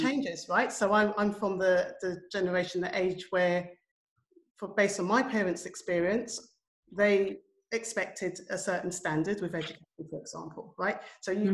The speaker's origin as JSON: {"language": "English", "country": "United Kingdom", "tie": "born or raised there", "said": "I'm a child of Jamaican immigrants. I was born in the United Kingdom. I grew up in the 1970s"}